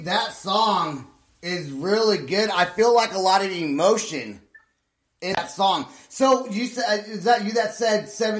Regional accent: California, United States; moved away as an adult; now in Oklahoma, United States; From the Bay Area in California.

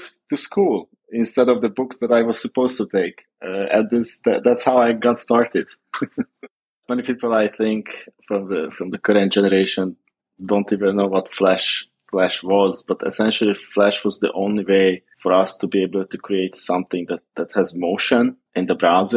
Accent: Hungary; Born and raised in Hungary

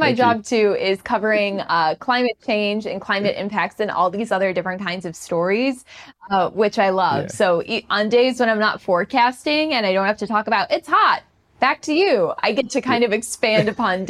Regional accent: Chicago, Illinois, United States; also born or lived in Jefferson City, Missouri / Buffalo; now in Houston, United States; I'm originally from Chicago, Illinois, the southwest suburbs, and my first job was in Jefferson City, Missouri.

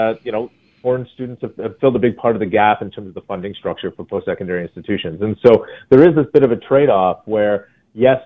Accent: Canada; as Canadians

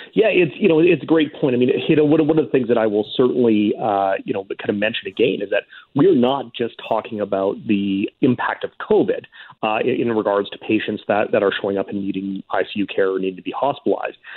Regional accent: Saskatoon, Saskatchewan, Canada; I grew up in Saskatoon

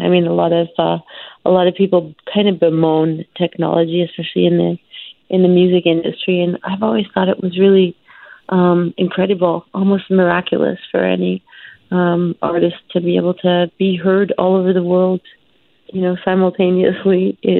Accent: Canada; also born or lived in India; has to do with my adoption story and being born in India and having no other identity other than being Canadian. I was the only Canadian in my family.

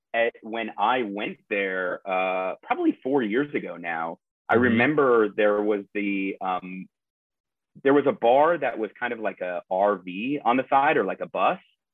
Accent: Minneapolis, Minnesota, United States; also born or lived in Madison, Wisconsin; now in Los Angeles, United States; I'm from Minneapolis and went to the University of Wisconsin in Madison

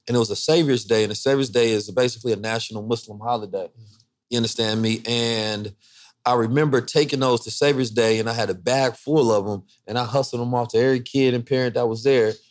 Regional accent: Oakland, California, United States; also born or lived in St. Louis; but I mean, I grew up in Oakland and St. Louis. You cannot not be in the streets.

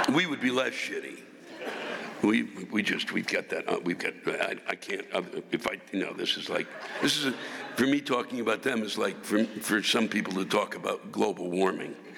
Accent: United States; I'm from Washington

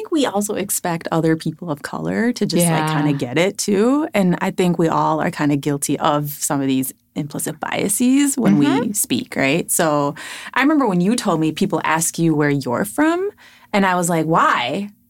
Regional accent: Chicago, Illinois, United States; now in Minnesota, United States; I reply with Chicago. Oh, yeah. Right? I mean, that works too. Born and raised.

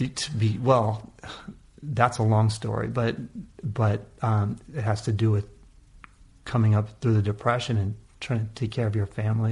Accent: California, United States; also born or lived in Oakland; California in general, uh, and in that area particularly, is just the amount of diversity. We're just lucky to have it as a kid

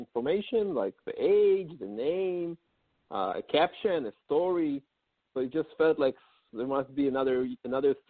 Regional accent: Israel; moved away as an adult; also born or lived in New York City, United States; now in Palo Alto, United States; I'm originally from Israel, and about 6 years ago, I moved with my family to New York City

